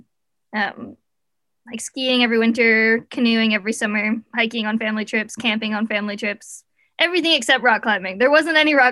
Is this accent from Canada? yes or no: yes; close to Ottawa, Ontario, Canada; moved away as an adult; now in Squamish, Canada; I grew up in Ontario, like close to Ottawa